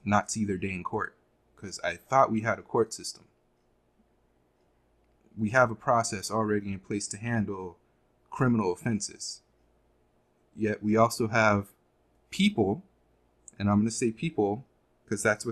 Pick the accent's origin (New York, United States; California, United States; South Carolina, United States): California, United States; Los Angeles; I was born in Los Angeles